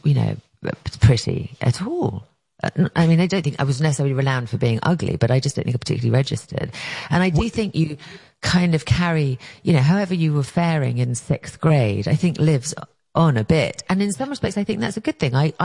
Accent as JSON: {"language": "English", "region": "England", "country": "United Kingdom", "tie": "born or raised there", "moved": "as an adult", "lives_now": "United States", "said": "I grew up in England"}